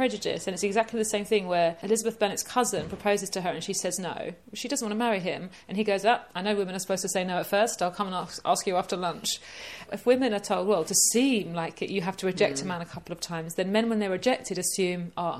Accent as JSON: {"language": "English", "region": "East of England", "country": "United Kingdom", "said": "I know, this is, I can say it because I'm from Essex."}